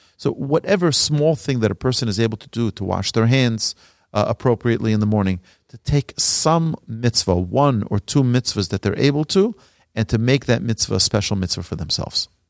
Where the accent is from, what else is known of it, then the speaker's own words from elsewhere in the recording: New York City, New York, United States; I grew up in Brooklyn, New York